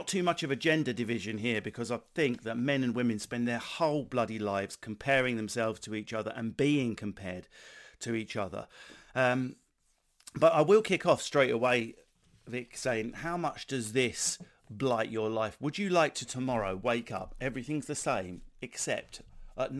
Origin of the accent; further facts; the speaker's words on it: Essex, East of England, United Kingdom; accent: Essex; The Essex accent, you do have the moron vowels, but you have a clipped camp precision at the end where we're desperately trying to sound a bit more educated and posh than we are